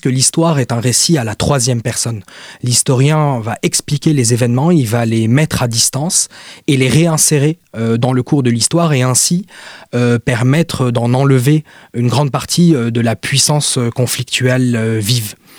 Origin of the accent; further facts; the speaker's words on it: Lebanon; je suis libanais